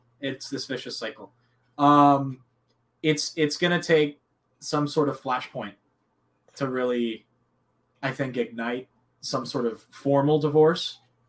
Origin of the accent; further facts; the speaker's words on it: Southern California, United States; moved away; I'm originally from Southern California